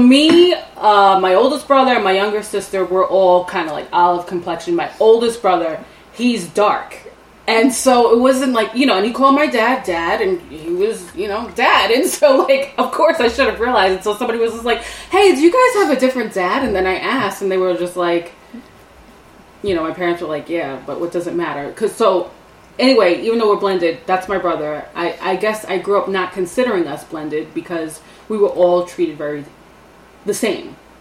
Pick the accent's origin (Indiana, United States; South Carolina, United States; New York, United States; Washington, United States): New York, United States; New York City; moved away as an adult; now in upstate New York, United States; We're from New York. We're from the city. I'm from Staten Island.